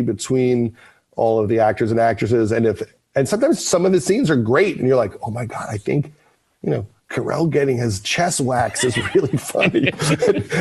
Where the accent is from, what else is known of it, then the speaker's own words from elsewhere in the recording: Long Island, New York, United States; I'm from Long Island